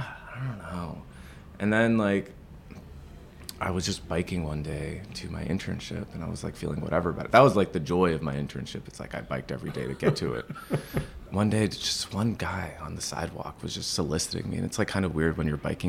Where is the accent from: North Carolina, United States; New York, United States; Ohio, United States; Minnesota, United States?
New York, United States; New York City; now in Upper West Side, Manhattan, United States; I'm born and raised in Queens, Astoria, Queens